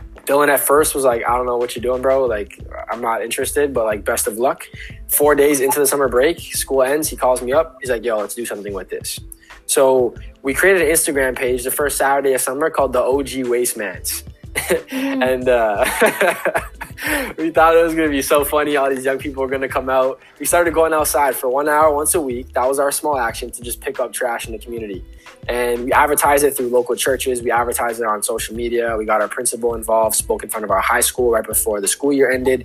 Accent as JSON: {"language": "English", "town": "Pickering", "region": "Ontario", "country": "Canada", "said": "I'm from Pickering."}